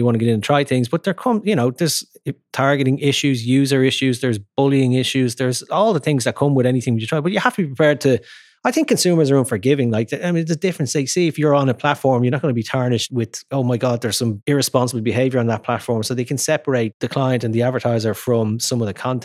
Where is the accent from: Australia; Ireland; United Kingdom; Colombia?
Ireland